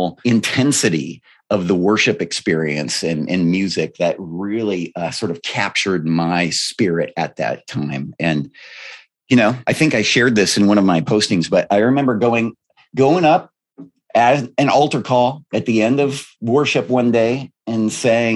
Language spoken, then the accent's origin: English; Aberdeen, South Dakota, United States; I grew up in the Dakotas